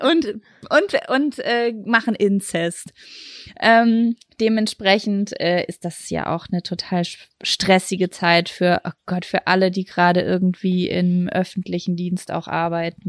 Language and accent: German; Lübbecke, North Rhine-Westphalia, Germany; moved away; Ich war die letzten drei, vier Tage in Lübbecke, meine Heimatstadt, bei meiner Mama